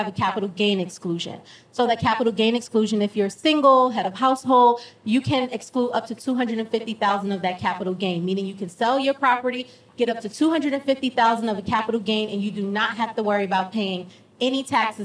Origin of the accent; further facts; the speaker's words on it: New York, United States; now in Georgia, United States; Like Matt and I, we're from New York